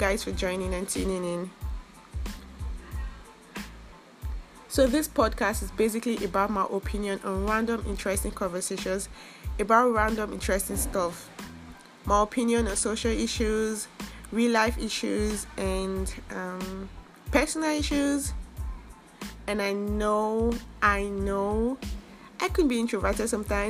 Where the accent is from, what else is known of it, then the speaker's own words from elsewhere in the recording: Nigeria; I'm a Nigerian.